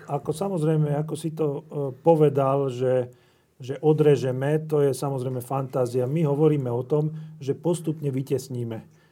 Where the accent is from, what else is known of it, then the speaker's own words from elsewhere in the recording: Slovakia; som vyrastal pri Dunaji